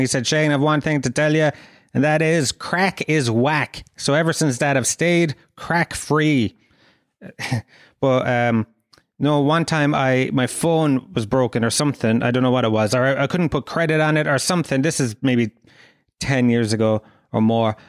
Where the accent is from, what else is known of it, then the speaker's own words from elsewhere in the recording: Kerry, Munster, Ireland; I'm from Kerry